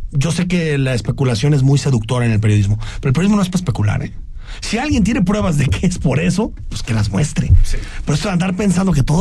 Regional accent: Mexico; solamente en México nos debatimos estas cosas

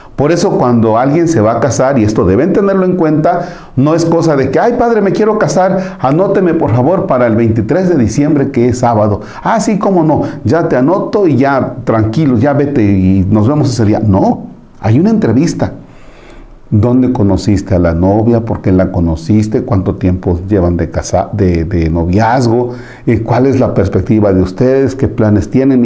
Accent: Tomatlán, Mexico; moved away; mi pueblo, la hizo allá en, la, en mi casa, en Tomatlán

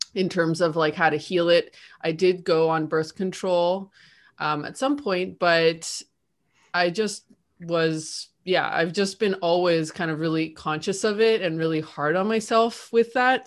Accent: Canada; now in Argentina; I'm living in Argentina, but I'm also Canadian

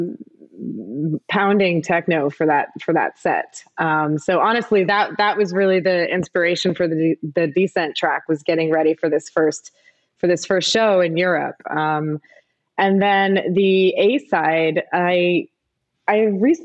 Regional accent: Midwest, United States; moved away; when I was growing up in the Midwest

